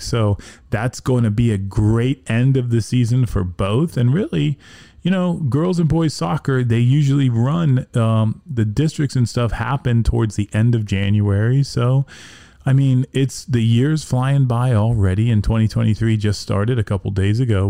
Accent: Miami, Florida, United States; moved away as an adult; now in Florida Keys, United States; before moving down here in 1997, I grew up in Miami.

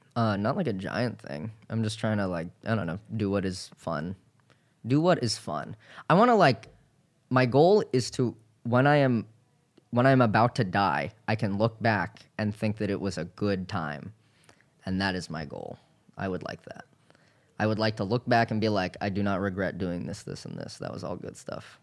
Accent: Hawaii, United States; I'm from Hawaii

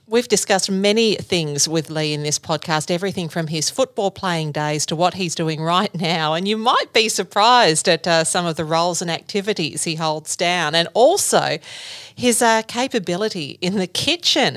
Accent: Gippsland, Victoria, Australia; I'm a Gippsland girl myself. It's a it's a great place to grow up

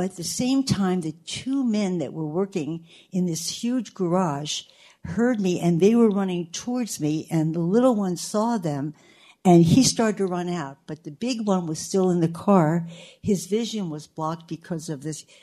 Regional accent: Baltimore, Maryland, United States; I'm from Locust Point

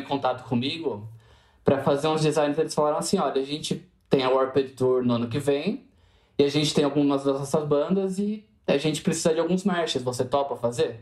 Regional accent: Jundiaí, São Paulo, Brazil; eu sou de Jundiaí, São Paulo, interior

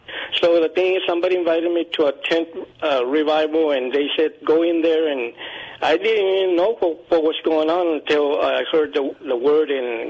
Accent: Uvalde, Texas, United States; I was born and raised here in Uvalde, 70 miles off San Antonio.

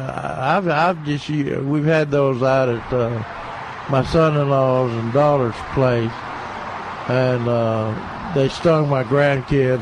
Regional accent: Tennessee, United States; moved away; growing up in Tennessee

